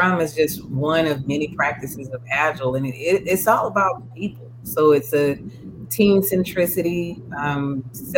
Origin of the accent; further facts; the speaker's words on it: Durham, North Carolina, United States; I'm originally from Durham, North Carolina, Bull City for life